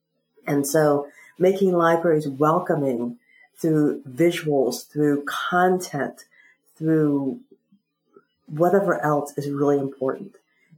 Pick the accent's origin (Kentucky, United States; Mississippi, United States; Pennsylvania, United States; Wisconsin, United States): Pennsylvania, United States; South Central; I'm from South Central Pennsylvania.